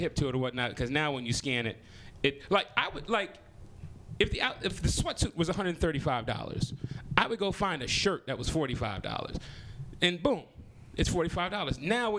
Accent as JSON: {"language": "English", "town": "Compton", "region": "California", "country": "United States", "tie": "born or raised there", "said": "I mean, you know, I'm 42, so you know, I grew up"}